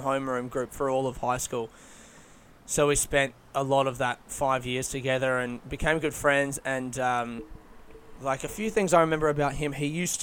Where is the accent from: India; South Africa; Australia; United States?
Australia; Adelaide, South Australia; moved away; I'm from Adelaide